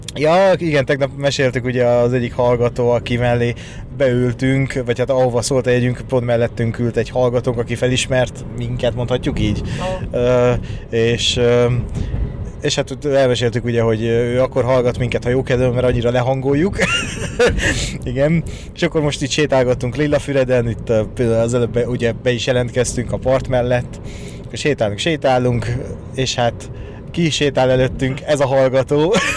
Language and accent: Hungarian; Hungary; én vidéki vagyok